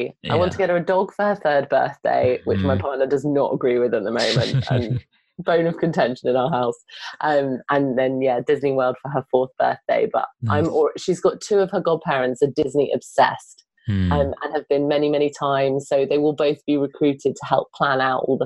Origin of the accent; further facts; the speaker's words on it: United Kingdom; now in London, United Kingdom; I'm very British and I love being British